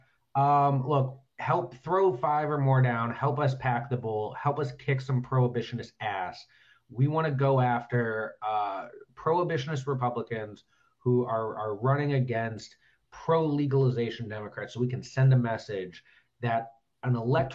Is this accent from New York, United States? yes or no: no; Cleveland, Ohio, United States; I typically don't say I'm from Ohio. I say I'm from Cleveland